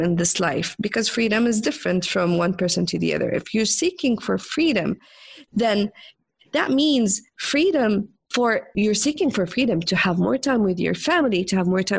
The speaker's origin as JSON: {"language": "English", "country": "Jordan", "said": "I'm from the Middle East, from Jordan, and I grew up as a rebellionist"}